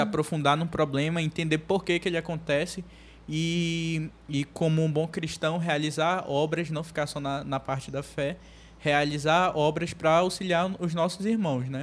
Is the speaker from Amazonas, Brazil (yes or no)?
yes; Manaus, Amazonas, Brazil; a gente é daqui de Manaus, né? Eu nasci aqui em Manaus.